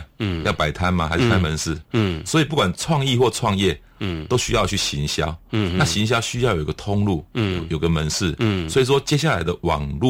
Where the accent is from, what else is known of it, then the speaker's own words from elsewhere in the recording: Tainan, Taiwan; 因为我在安平成长啊。